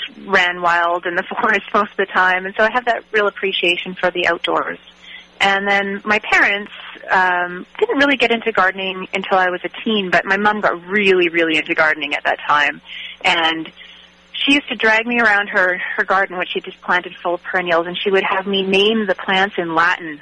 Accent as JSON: {"language": "English", "town": "Vancouver", "region": "British Columbia", "country": "Canada", "tie": "born or raised there", "also_born_or_lived": "Athens", "said": "I was born and raised here. I went away for university and lived in Athens for a very brief period. But, yeah, mostly born and raised in Vancouver."}